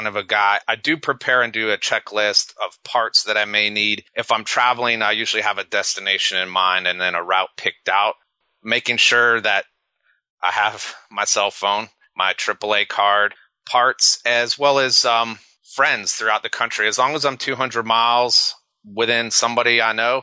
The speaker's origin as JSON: {"language": "English", "town": "Ithaca", "region": "New York", "country": "United States", "tie": "born or raised there", "also_born_or_lived": "Netherlands", "moved": "yes", "said": "growing up in Ithaca"}